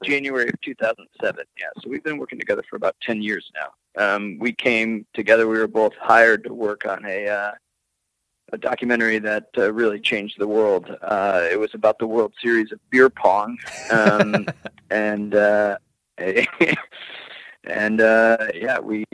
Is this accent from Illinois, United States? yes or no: yes; Rockford, Illinois, United States; my hometown of Rockford